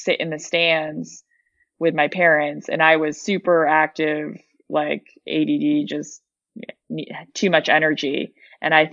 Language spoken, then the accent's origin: English; East Coast, United States; I'm from the East Coast.